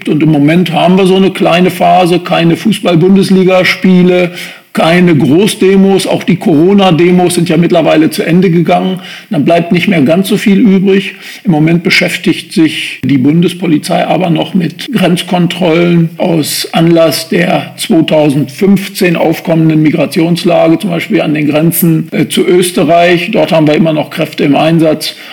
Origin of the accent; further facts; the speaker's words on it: Göttingen, Lower Saxony, Germany; bin 59 Jahre alt, gebürtiger Göttinger, Holtenser